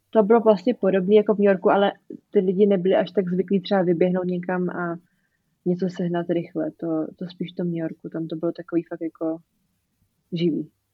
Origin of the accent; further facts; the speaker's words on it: Czechia; moved away as an adult; jsem z Česka